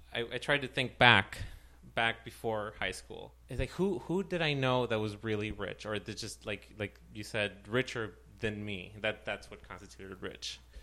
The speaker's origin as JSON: {"language": "English", "town": "Ciudad Juárez", "region": "Chihuahua", "country": "Mexico", "tie": "born or raised there", "moved": "yes", "said": "I was raised in Juarez, in the Mexican border"}